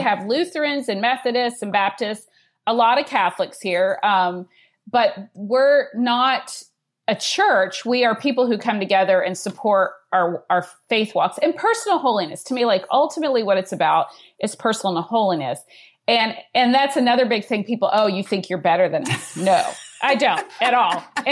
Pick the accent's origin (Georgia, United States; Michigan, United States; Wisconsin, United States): Georgia, United States; I'm from Georgia